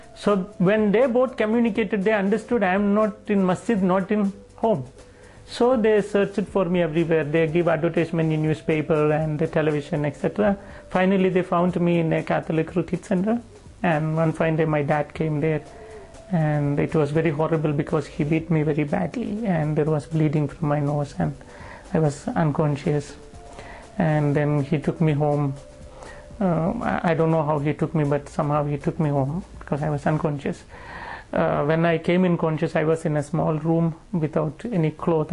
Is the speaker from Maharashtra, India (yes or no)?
no; Wayanad, Kerala, India; moved away; My great grandparents are from Turkey, but they came and settled down in India, in the South Kerala, a location called Wayanad